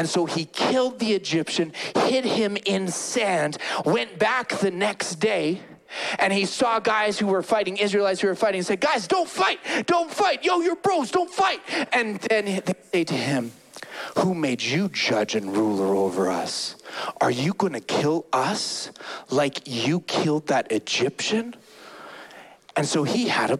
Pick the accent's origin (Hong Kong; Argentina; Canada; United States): Canada; Calgary, Alberta; I grew up in Calgary, born and raised in Calgary